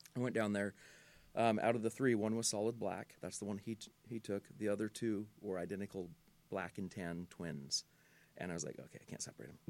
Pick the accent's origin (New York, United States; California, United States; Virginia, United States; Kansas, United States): California, United States; Pomona; growing up in Pomona